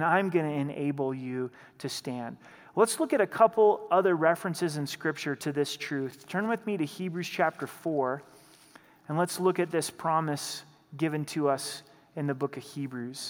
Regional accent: Southern Oregon, United States; also born or lived in Idaho; now in Colorado, United States; Growing up in Southern Oregon, we were only about an hour and a half from the Pacific Ocean

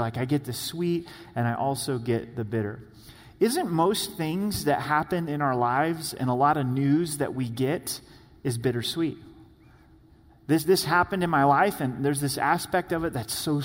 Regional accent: the Northwest, Pacific Northwest, United States; I grew up in the Northwest.

